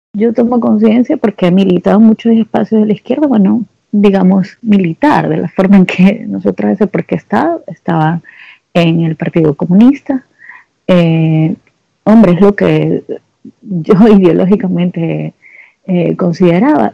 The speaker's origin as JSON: {"language": "Spanish", "town": "Guayaquil", "region": "Guayas", "country": "Ecuador", "said": "como yo soy de Guayaquil"}